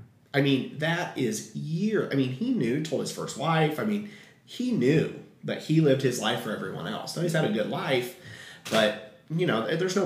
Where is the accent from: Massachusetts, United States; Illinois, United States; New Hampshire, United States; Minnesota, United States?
Illinois, United States; Payne; moved away; also born or lived in Nashville, Tennessee; Growing up in a town of 6,000 white people, in a farming community, and no diversity. So once your eyes are opened, and when I came out, my hometown of Payne, Illinois, has been so accepting of me.